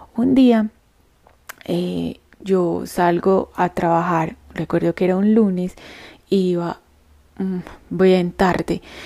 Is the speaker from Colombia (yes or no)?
yes; Andes, Antioquia, Colombia; now in Medellín, Colombia; yo nací en un pueblo en la cordillera de los Andes que se llama Andes y queda en el suroeste antioqueño en el departamento de Antioquia en Colombia